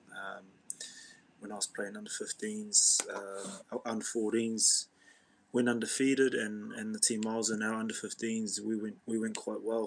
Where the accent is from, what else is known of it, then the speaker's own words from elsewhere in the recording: Auckland, New Zealand; also born or lived in Tokoroa, Waikato, New Zealand; So I was born in a small town in South Waikato, Tokoroa or Tokoroa, and then I moved up to Auckland as a young fella. I went to Mount Albert Grammar School as a kid.